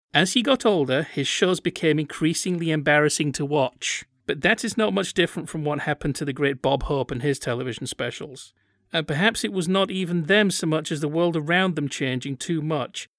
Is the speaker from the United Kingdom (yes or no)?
yes; United Kingdom; all this other stuff that my country's produced